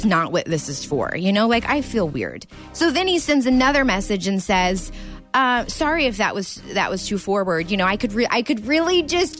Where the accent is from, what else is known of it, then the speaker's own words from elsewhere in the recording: Springfield, United States; I'm from Springfield.